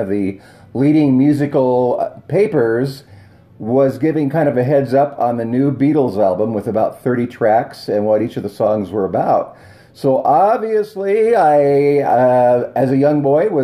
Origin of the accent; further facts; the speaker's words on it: Bellingham, Washington, United States; I grew up in Bellingham, Washington